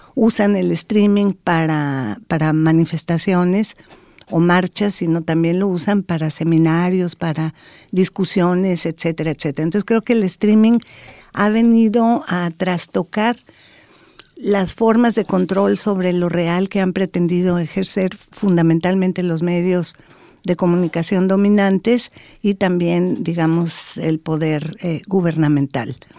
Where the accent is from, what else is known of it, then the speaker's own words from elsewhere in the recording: Mexico; soy mexicana